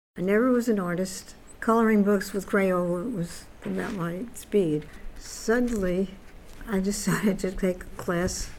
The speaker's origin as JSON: {"language": "English", "town": "New York City", "region": "New York", "country": "United States", "tie": "born or raised there", "also_born_or_lived": "Florida", "moved": "yes", "lives_now": "Orlando, United States", "said": "I grew up in the Bronx, New York, where I was born in Bronx, New York, and lived there."}